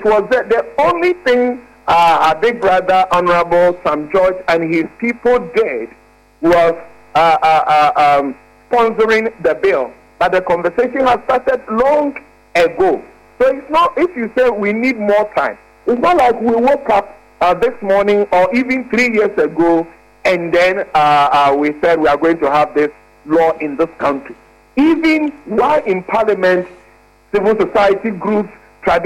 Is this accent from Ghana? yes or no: yes; Ghana; When I am hungry as a Ghanaian